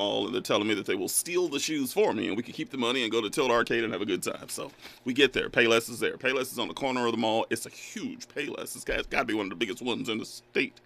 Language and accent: English; Kern County, California, United States; moved away; back in my hometown because he brought the Dog Pound experience to Kern County